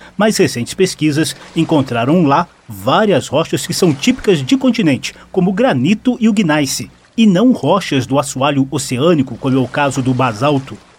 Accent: Rio de Janeiro, Brazil; Eu sou do Rio de Janeiro

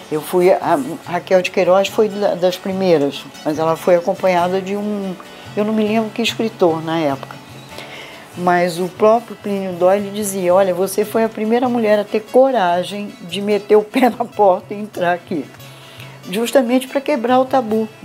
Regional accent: Belém, Pará, Brazil; Eu sou de Belém do Pará. Minha mãe é do interior e eu da capital, da, de Belém.

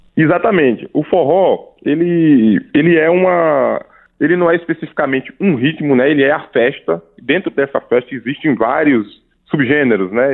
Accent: Paraíba, Brazil; eu sou da Paraíba, né? E eu cresci no meio desse universo é, do forró

